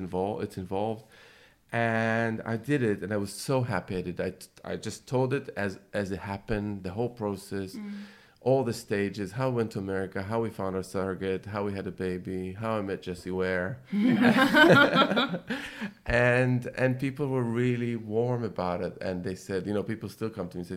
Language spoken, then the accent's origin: English; Jerusalem, Jerusalem District, Israel; growing up in Jerusalem